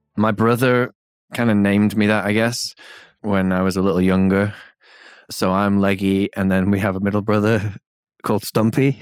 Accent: England, United Kingdom; moved away; in being English and, but, but not just, it's not about being English, it's about living out here

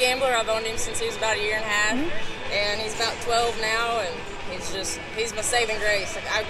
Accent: Lufkin, Texas, United States; I'm from Lufkin, Texas.

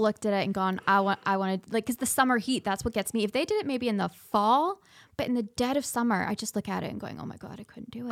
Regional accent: Scotland, United Kingdom; now in Cedar Rapids, United States; I grew up, I was born in Scotland, and I, um, immigrated here and got my Oh my goodness, my citizen trip when I was, uh, sixteen.

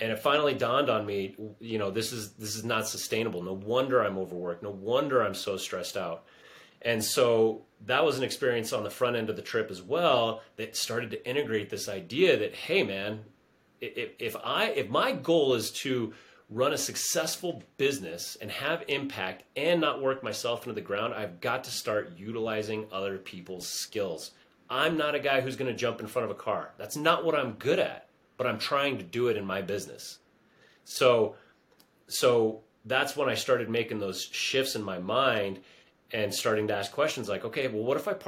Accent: United States; I was born in the United States

